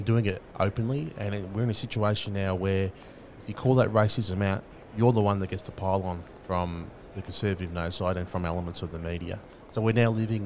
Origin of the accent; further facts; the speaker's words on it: Australia; First Nations people that are born into this country are political from birth